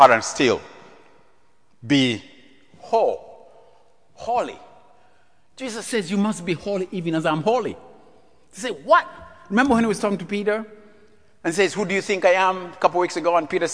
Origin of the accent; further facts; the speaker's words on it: Central Region, Uganda; moved away; growing up in East Africa, our king, King Mutesa II, King of Buganda.